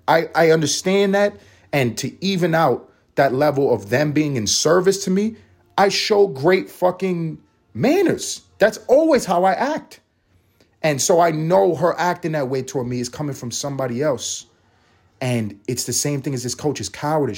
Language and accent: English; New York City, New York, United States; I'm from New York City. I grew up in Harlem.